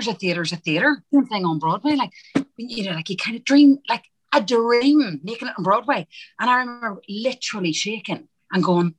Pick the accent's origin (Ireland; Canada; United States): Ireland; because I'm Irish, the American accent's easier than it is for an English, my English accent.